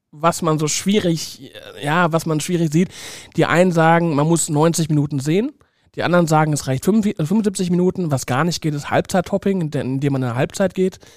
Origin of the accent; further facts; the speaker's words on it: Saarbrücken, Saarland, Germany; da war ich beim FC Metz, das ist eigentlich ein Todsünder als Saarbrücker.